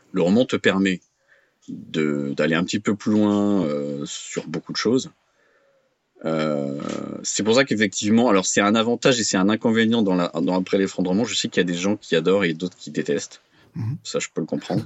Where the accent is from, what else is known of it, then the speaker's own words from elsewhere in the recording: France; je suis français, je connais bien la France